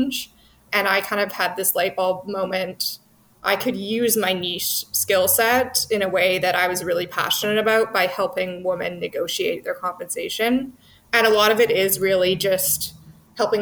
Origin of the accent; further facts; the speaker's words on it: Vancouver, British Columbia, Canada; moved away as an adult; also born or lived in Toronto; I'm from Vancouver